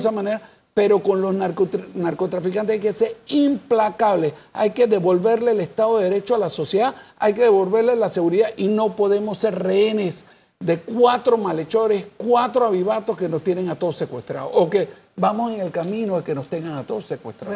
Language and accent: Spanish; Panama; yo soy panameño